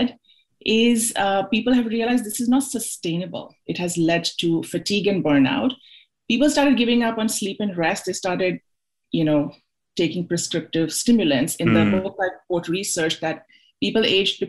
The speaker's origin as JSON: {"language": "English", "town": "Mumbai", "region": "Maharashtra", "country": "India", "tie": "born or raised there", "moved": "as an adult", "said": "I'm originally from Mumbai."}